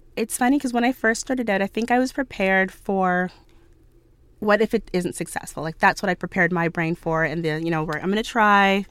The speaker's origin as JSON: {"language": "English", "town": "Ottawa", "region": "Ontario", "country": "Canada", "tie": "born or raised there", "said": "I grew up in Ottawa"}